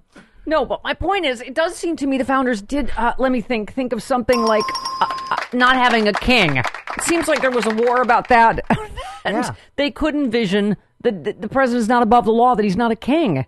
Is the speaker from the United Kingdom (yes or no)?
no; Buffalo, New York, United States; I'm from Buffalo, so I love girls with a flat A.